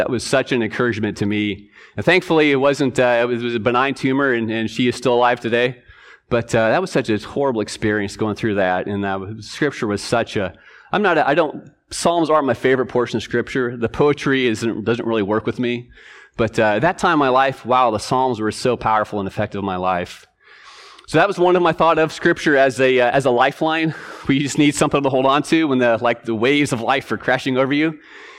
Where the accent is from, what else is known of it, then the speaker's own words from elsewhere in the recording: Washington, United States; also born or lived in Rhode Island; So I grew up here in Washington. My father was stationed up at Whidbey, but we spent a couple years back in Rhode Island.